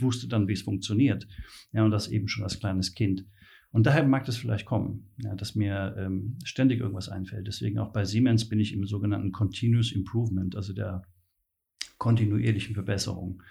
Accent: Mainz, Rhineland-Palatinate, Germany; ich bin äh, geborener Mainzer

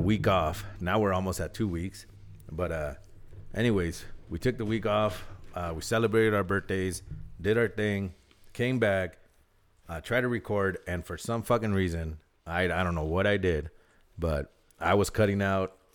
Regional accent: Southern California, United States; I'm from SoCal.

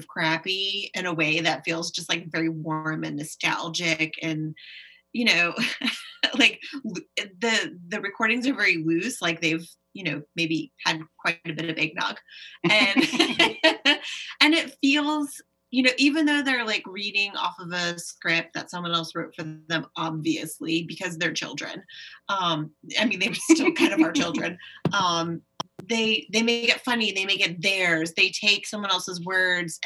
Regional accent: United States; as an American

